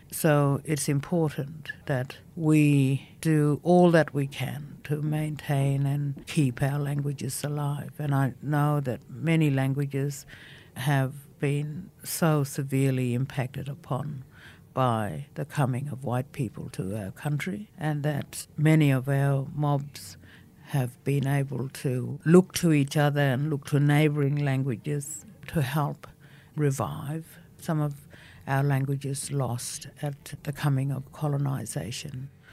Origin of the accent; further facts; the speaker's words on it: Fitzroy Crossing, Western Australia, Australia; first language Bunuba; English is a second language; also born or lived in Leopold Downs Station; now in Sydney, Australia; being raised by my mother and grandmother out on Bunuba country, speaking Bunuba as my first language